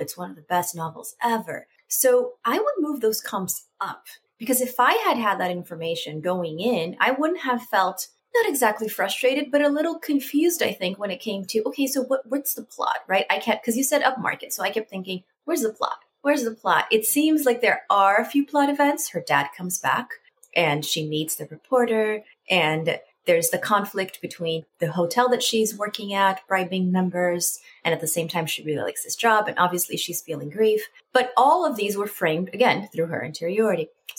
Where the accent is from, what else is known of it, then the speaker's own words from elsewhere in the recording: Salinas, California, United States; I am originally from Salinas, California.